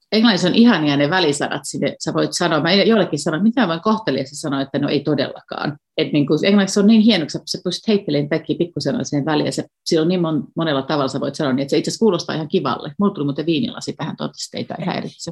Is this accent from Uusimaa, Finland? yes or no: yes; Nurmijärvi, Uusimaa, Finland; moved away as an adult; also born or lived in Berlin, Germany; now in Tampere, Finland; Mä asuttiin puoli vuotta siis mun kotikylässä Nurmijärven Nukarilla